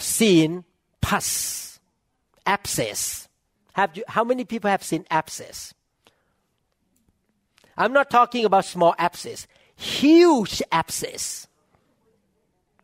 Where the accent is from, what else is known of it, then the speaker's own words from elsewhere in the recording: Thailand; English is a second language; moved away as an adult; now in United States; I still look like Chinese Thai